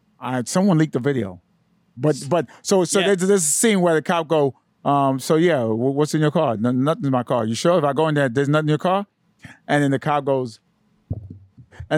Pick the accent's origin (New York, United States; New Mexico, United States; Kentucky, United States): New York, United States; New York City; You know I grew up in East New York?